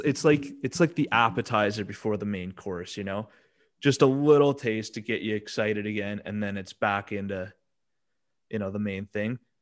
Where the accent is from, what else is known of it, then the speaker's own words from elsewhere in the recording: Canada; we're both Canadian